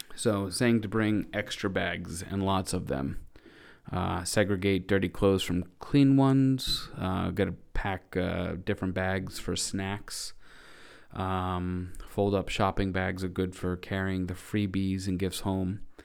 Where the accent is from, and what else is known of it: New England, United States; born or raised there